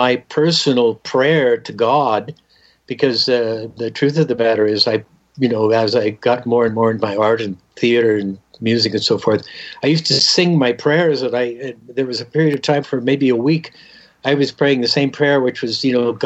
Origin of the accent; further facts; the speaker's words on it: Southern California, United States; also born or lived in Denver, Colorado; I grew up in Southern California, born in Denver, Colorado